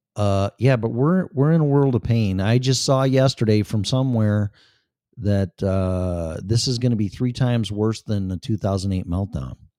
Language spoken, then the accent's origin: English; Chicago, Illinois, United States; moved away as an adult; also born or lived in Florida; now in Colorado, United States; Chicago, 'cause I was born and raised there and spent fifty-something years there